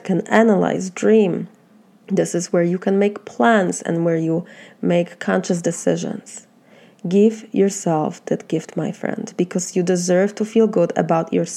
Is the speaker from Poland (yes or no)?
yes; Poland; accent: Polish; English is a second language; moved away as an adult; now in United States; my Polish accent and my Polish heart